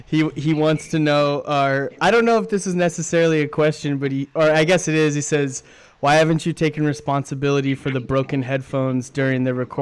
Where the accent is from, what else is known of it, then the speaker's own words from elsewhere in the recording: Corona, California, United States; I grew up in Corona, California, which is not far from Angel Stadium.